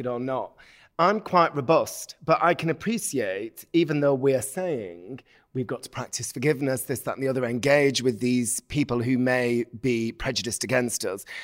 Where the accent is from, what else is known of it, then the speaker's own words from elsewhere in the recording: Bolton, North West England, United Kingdom; I'm from Bolton in the north of England